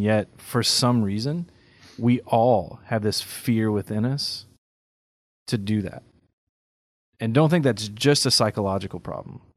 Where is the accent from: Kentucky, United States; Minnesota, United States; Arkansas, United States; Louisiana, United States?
Louisiana, United States; Carencro; in my hometown, Karen Crowe, there's a school she founded